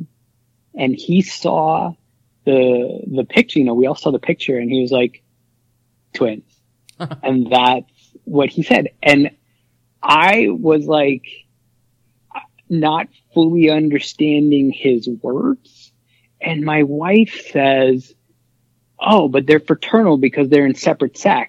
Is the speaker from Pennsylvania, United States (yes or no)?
yes; Philadelphia, Pennsylvania, United States; moved away as an adult; now in New York, United States; I was born and raised in Philly